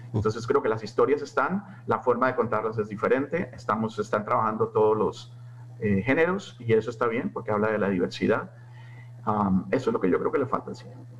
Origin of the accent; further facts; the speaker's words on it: Colombia; en Colombia hablamos el mejor español